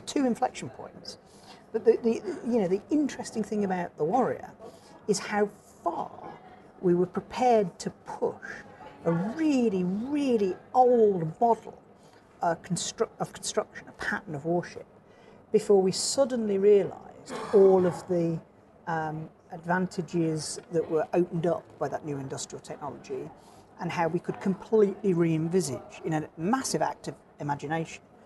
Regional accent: Dark Peak, Derbyshire, East Midlands, United Kingdom; also born or lived in Birmingham; now in Norfolk, United Kingdom; I'm a native of uh, Birmingham originally, um, and then I grew up in the Dark Peak in Derbyshire

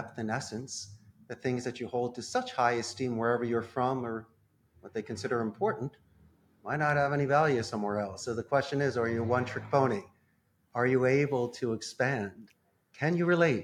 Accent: Philadelphia, Pennsylvania, United States; moved away as an adult; now in Costa Rica; I'm from Philadelphia

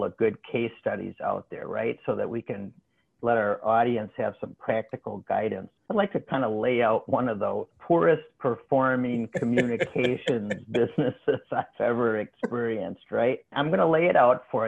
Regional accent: Midwest, United States; coming from the Midwest, it all sounds like a New York accent

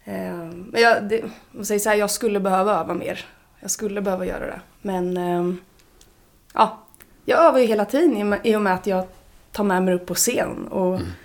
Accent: Mjölby, Östergötland, Sweden; Jag är från Mjölby.

